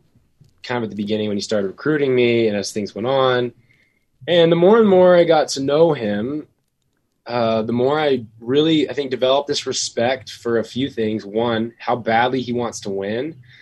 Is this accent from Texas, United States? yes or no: yes; Texas, United States; now in Utah, United States; I think it just all started with some of the phenomenal coaches and mentors I had in Texas growing up playing the game